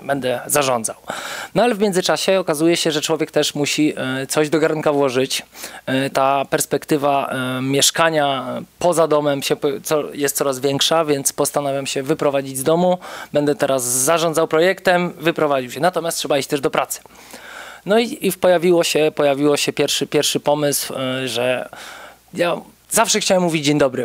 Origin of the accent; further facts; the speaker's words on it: Płock, Masovian Voivodeship, Poland; moved away as an adult; now in Warsaw, Poland; pochodzę z Płocka